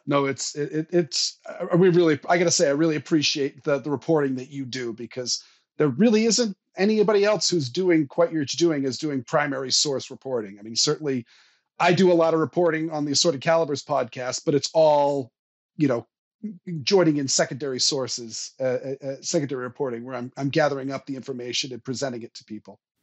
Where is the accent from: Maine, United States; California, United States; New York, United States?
Maine, United States; Portland; I grew up in Southern Maine. I, I, I was born in Portland